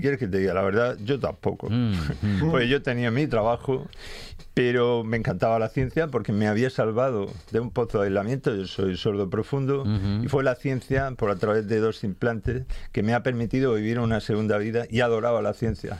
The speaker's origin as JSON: {"language": "Spanish", "town": "Cartagena", "region": "Region of Murcia", "country": "Spain", "said": "yo soy de Cartagena"}